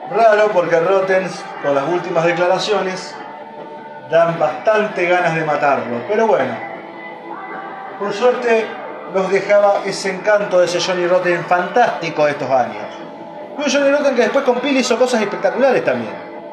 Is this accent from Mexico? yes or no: no; Argentina